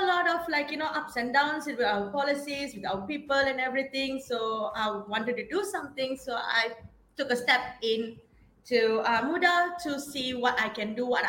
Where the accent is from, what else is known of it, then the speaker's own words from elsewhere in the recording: Gelugor, Penang, Malaysia; moved away as an adult; also born or lived in Australia; I'm a true Penangite, I would say. I was born and raised in Penang. I got a scholarship to go to Australia. I studied there, spent 10 years there.